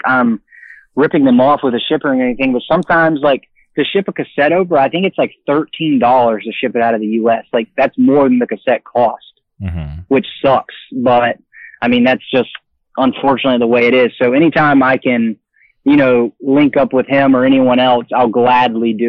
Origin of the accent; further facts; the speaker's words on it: Florida, United States; I'm from Florida